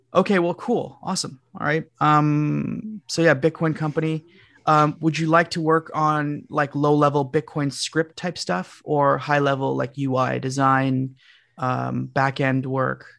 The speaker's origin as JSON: {"language": "English", "country": "Canada", "said": "I'm from Canada"}